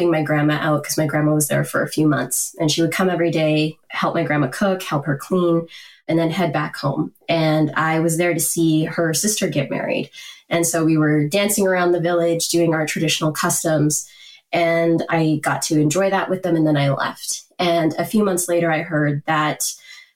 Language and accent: English; Canada; I am a first generation Canadian. My parents were born in India. I had the privilege of being born in Canada.